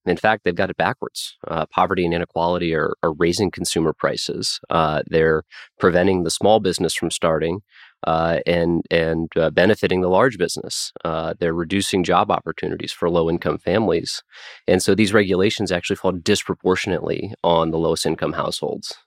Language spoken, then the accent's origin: English; Nebraska, United States; my home state of Nebraska